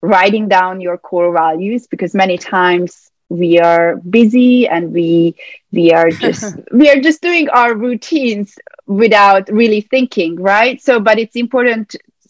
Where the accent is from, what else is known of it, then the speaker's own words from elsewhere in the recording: Budapest, Hungary; now in United States; I'm from Budapest, Hungary